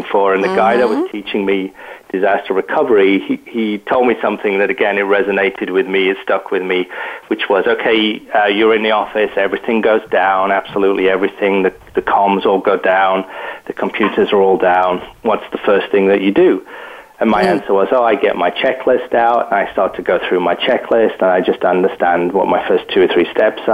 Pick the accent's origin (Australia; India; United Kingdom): United Kingdom; Yorkshire and the Humber; also born or lived in West Coast, Canada; now in Canada; I'm on the West Coast in Canada, but you might pick up from my accent that actually I'm from the UK. I was born and raised in Yorkshire